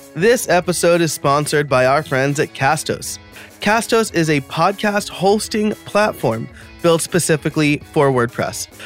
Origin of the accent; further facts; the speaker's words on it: New York, United States; I was born and raised in New York, so I'm a New York sports fan